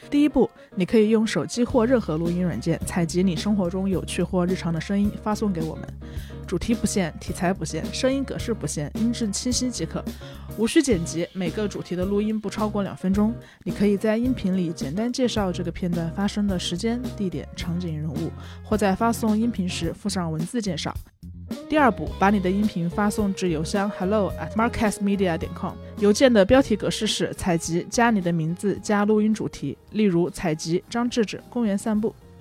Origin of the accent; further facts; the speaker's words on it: Hunan, China; now in Beijing, China; 我是湖南人，我在北京